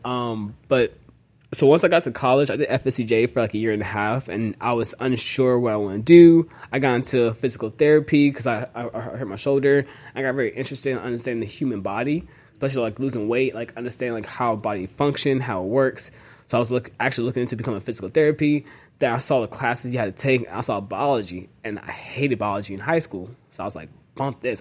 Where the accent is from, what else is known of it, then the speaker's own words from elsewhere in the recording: Jacksonville, Florida, United States; also born or lived in Dallas, Texas / Nashville, Tennessee / Tampa, Florida; so I grew up in Jacksonville most of my life